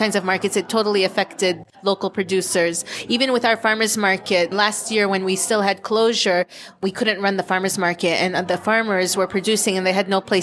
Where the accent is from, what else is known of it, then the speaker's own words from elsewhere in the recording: Al-Bireh, Palestine; I'm from El Bira